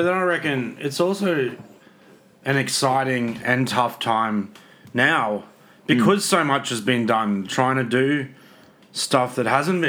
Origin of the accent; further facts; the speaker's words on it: Queensland, Australia; I'm from Queensland.